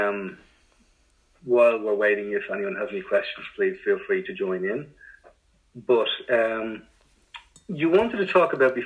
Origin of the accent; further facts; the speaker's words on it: Ireland; growing up in Ireland in the 80s